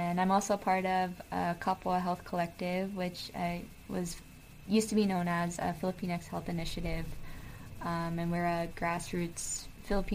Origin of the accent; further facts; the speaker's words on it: Oahu, Hawaii, United States; moved away as an adult; also born or lived in Seattle / California; now in San Francisco, United States; was raised on Oahu, in Oahewa